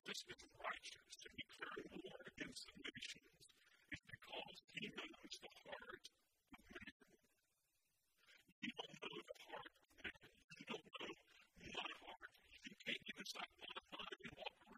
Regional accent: United States; as American citizens

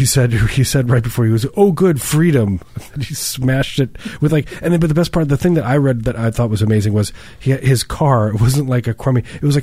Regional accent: Midwest, United States; moved away; I grew up in the Midwest

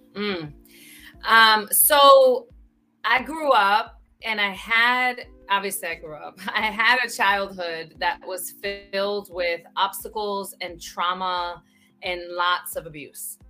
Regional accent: New York City, New York, United States; I grew up in the Bronx

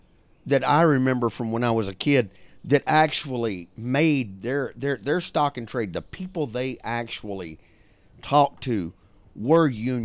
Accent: the South, United States; that dichotomy, which comes from being a Southerner

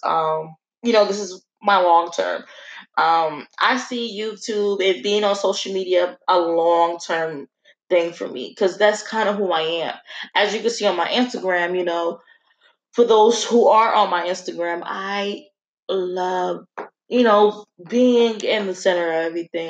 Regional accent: Newark, New Jersey, United States; growing up in Newark

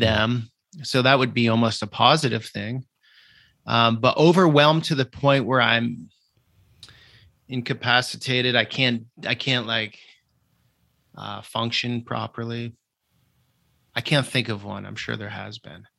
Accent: Vermont, United States; moved away; growing up in Vermont in a very rural atmosphere, no exposure to the world

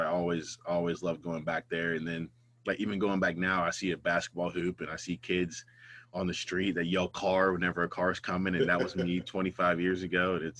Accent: Ambridge, Pennsylvania, United States; also born or lived in Sewickley; I was born in Swickley. I went to Quaker Valley grade.

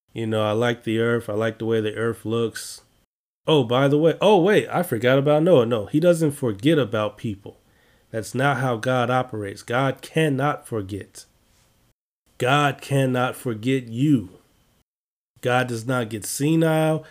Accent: Chicago, Illinois, United States; I'm from Chicago

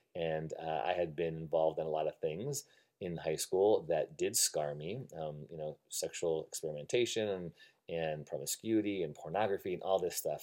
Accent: Illinois, United States; moved away as an adult; also born or lived in Evanston, Illinois / Algonquin, Illinois / Buffalo Grove, Illinois / Rockford, Illinois; now in Redwood City, United States; I moved out from Chicago, Illinois, born and uh, raised 20 some years of my life in Illinois

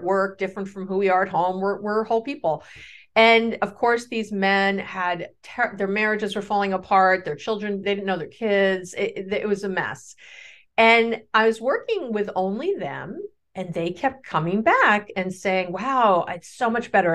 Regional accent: New York City, New York, United States; I grew up in New York City

